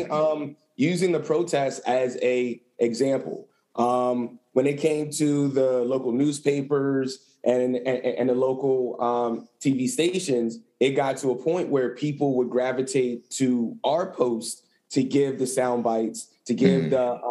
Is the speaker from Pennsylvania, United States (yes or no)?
yes; Lancaster, Pennsylvania, United States; moved away as an adult; also born or lived in Philadelphia, Pennsylvania; back to my hometown in Lancaster